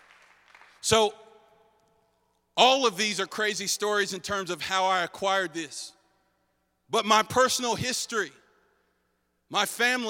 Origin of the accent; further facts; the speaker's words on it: North Carolina, United States; I grew up here in North Carolina